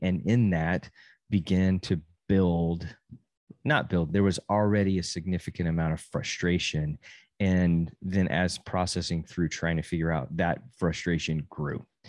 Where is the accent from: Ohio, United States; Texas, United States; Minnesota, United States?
Texas, United States; Amarillo; moved away as an adult; I grew up in the same church from zero to eighteen, and then I moved from Amarillo and went to college